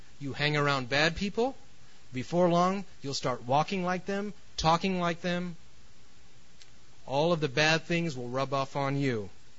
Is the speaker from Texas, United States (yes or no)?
no; New York City, New York, United States; also born or lived in California; I'm from California, and man, we just couldn't wait to get out of New York City because New York. No offense to New York City. I mean, I'm from there originally, but it's very intense.